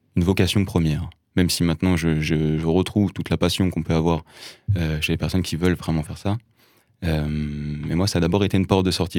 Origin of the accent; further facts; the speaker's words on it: Lyon, Auvergne-Rhône-Alpes, France; j'ai grandi à Lyon, dans un milieu de la musique.